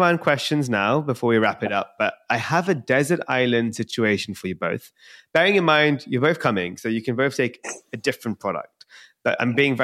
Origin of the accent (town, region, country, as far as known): India